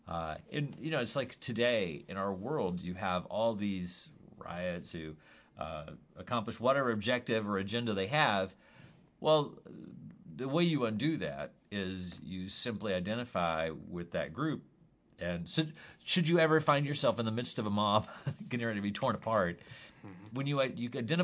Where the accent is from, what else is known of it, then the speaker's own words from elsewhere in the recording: Jackson, Missouri, United States; Like, we're all from Jackson.